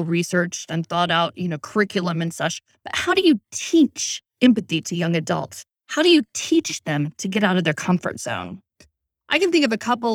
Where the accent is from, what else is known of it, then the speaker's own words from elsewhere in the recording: Chicago, Illinois, United States; I grew up in Chicago in the city where I was taking the number 6 Jeffrey Express bus with friends, even in elementary school